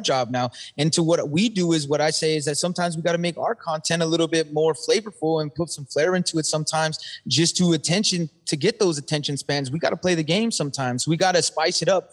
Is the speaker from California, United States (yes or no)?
yes; California, United States; I'm from California